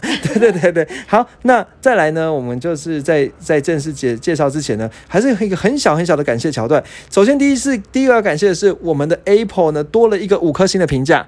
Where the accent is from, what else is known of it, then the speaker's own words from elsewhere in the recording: Taiwan; 我们台湾人